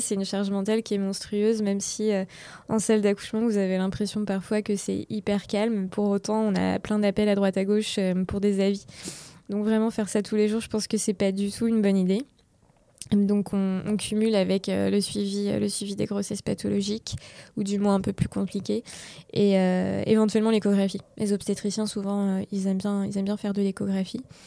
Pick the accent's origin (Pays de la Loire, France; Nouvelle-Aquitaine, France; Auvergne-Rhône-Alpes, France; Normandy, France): Pays de la Loire, France; Laval; now in Angers, France; je viens de Laval